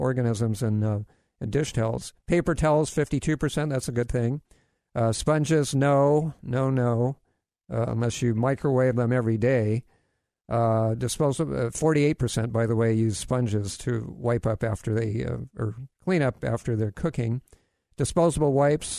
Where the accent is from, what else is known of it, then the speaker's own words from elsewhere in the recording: Hawaii, United States; I grew up in Hawaii